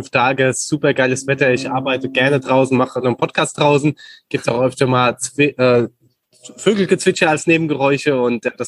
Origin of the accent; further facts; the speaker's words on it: Aschaffenburg, Bavaria, Germany; also born or lived in Munich / Frankfurt / Barcelona; Ja, also ich bin Aschebecher jung sozusagen. Also äh, äh Aschaffenburg. Genau, aus Aschaffenburg, ja.